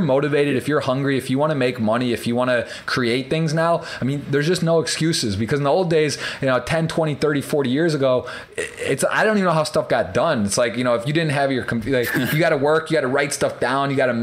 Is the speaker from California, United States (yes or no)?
no; Michigan, United States; I'm from Michigan